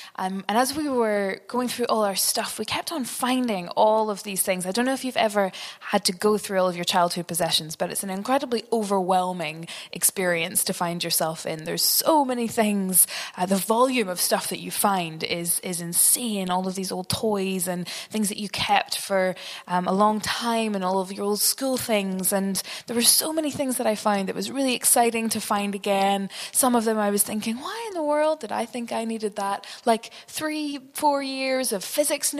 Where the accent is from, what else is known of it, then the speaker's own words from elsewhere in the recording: Northern Ireland, United Kingdom; The house that I grew up in was quite big. It was drafty, loads of dark corners upstairs. And my parents, like a lot of Northern Irish parents, seemed obsessed